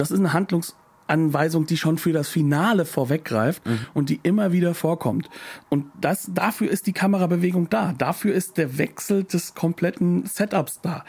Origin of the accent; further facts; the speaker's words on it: Germany; als Deutscher wie ich